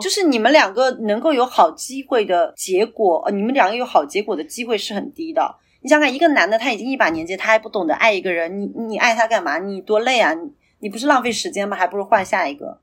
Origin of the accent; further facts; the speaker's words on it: Shanghai, China; 作为上海人